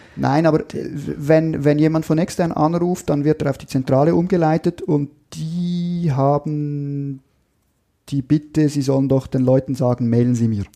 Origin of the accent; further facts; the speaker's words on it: Switzerland; Da habe ich als Schweizer den Vorteil, dass dadurch, dass wir nicht in der EU e sind